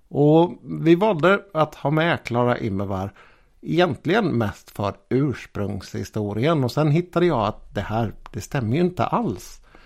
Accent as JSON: {"language": "Swedish", "town": "Gothenburg", "region": "Västra Götaland", "country": "Sweden", "tie": "born or raised there", "said": "Det fanns här i min hemstad faktiskt en skola som hette den Storkenfeldtska"}